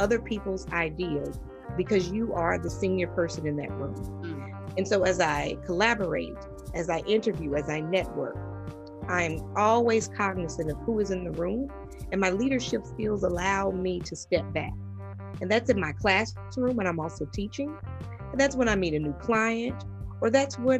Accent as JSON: {"language": "English", "region": "the North", "country": "United States", "tie": "born or raised there", "also_born_or_lived": "the South", "moved": "yes", "said": "I grew up in the North. I moved to the South."}